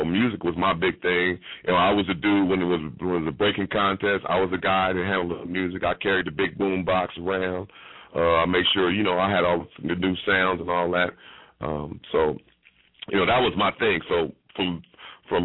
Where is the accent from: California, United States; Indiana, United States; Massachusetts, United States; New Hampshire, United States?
California, United States; Los Angeles; also born or lived in Hawaii; growing up in Los Angeles, going to Venice and Santa Monica Beach